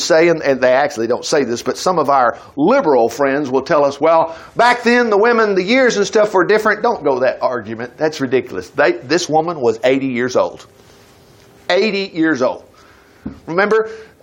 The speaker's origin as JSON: {"language": "English", "town": "Huntsville", "country": "United States", "tie": "born or raised there", "said": "I grew up in Huntsville."}